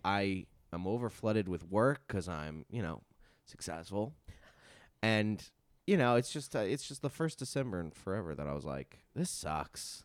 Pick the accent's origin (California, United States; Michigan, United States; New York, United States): New York, United States; Long Island; I'm from Long Island